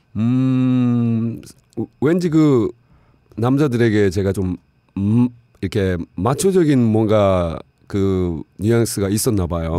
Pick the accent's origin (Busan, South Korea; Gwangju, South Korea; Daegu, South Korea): Busan, South Korea; moved away as an adult; also born or lived in Seoul; 부산에서 자라고 고등학교까지 나왔는데